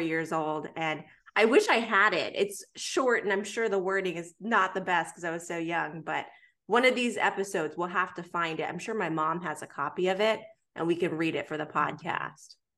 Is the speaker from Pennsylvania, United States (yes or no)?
yes; Pittsburgh, Pennsylvania, United States; moved away as an adult; now in Atlanta, United States; I was born in Atlanta, raised in Pittsburgh, came back to Atlanta for college